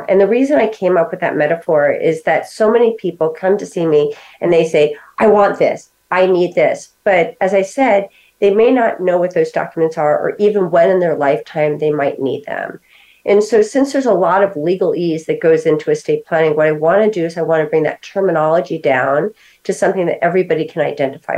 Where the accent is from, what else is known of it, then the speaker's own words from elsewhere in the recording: New York, United States; moved away; And I'm originally from New York.